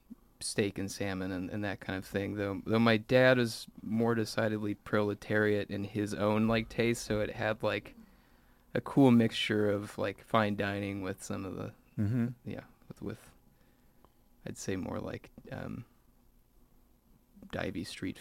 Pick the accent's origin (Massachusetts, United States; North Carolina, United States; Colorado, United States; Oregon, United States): Oregon, United States; Salem; Salem, Oregon.